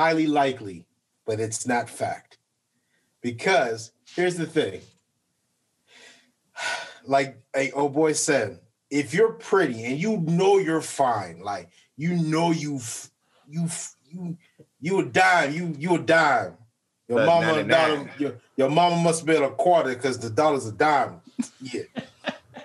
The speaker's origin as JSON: {"language": "English", "country": "Belize", "tie": "born or raised there", "moved": "yes", "said": "I'm half Nigerian, half Belizean. I was raised in Belize."}